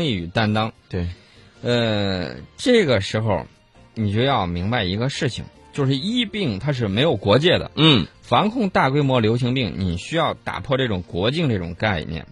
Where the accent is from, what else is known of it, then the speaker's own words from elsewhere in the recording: China; 我们中国人最讲究的就是人心的向背。